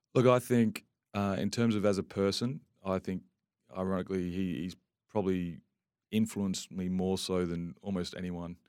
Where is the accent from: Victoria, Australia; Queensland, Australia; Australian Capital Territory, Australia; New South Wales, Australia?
Australian Capital Territory, Australia; Canberra; moved away as an adult; now in Perth, Australia; I grew up in Canberra